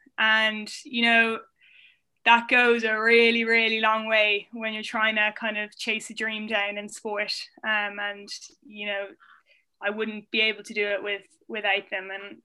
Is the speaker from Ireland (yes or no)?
yes; Ireland; also born or lived in Basingstoke, England / Indiana, United States / Vienna, Austria; I was born in England. I was born in Basingstoke Hospital, and then we moved to Indiana in the States for 3 years. Then we moved to Vienna in Austria, and then we came back to Ireland when I was about 9.